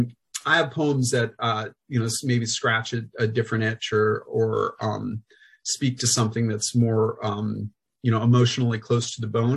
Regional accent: Central Illinois, United States; I grew up in Central Illinois in a really diverse school district

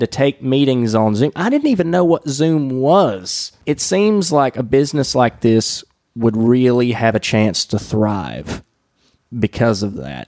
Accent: Wilkesboro, North Carolina, United States; accent: southern; the former Journal Patriot here in my hometown, which is now known as Masthead

